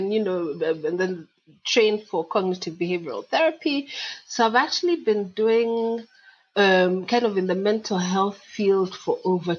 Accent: Kenya; also born or lived in England, United Kingdom; now in United Kingdom; So I'm … from Kenya. Well, actually, Kenya via England, or is it England via Kenya?

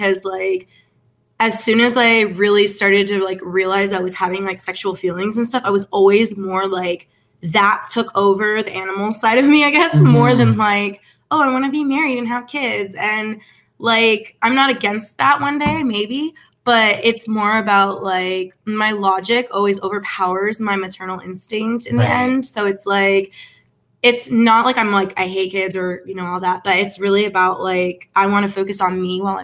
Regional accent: Finland; moved away as an adult; also born or lived in Florida, United States; now in Los Angeles, United States; I was born in Florida, but I spent most of my life in Finland, and I just moved to LA about 2 months ago.

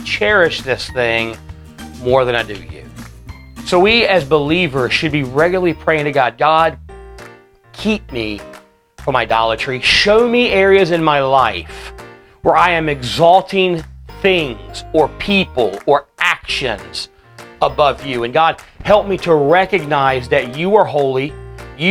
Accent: United States; as American Christians

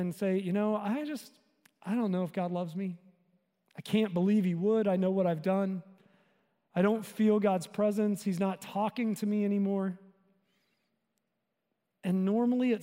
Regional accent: the South, United States; I grew up in the South

